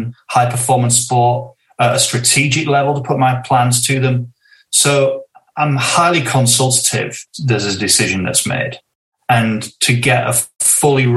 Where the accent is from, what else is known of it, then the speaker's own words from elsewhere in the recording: Northern England, United Kingdom; a sense of it being English, Northern, traditionally working class kind of area